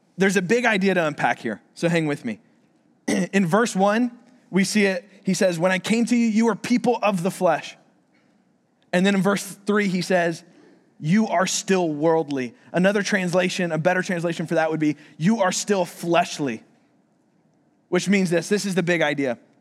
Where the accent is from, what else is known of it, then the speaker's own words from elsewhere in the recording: Florida, United States; moved away; I'm from Florida